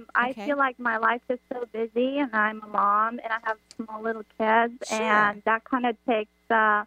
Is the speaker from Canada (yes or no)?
no; Romania; now in Florida, United States; I'm originally from Romania.